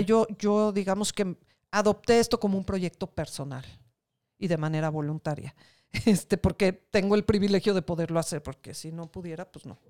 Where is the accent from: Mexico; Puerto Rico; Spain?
Mexico; somos mexicanos y que somos una parte más de este país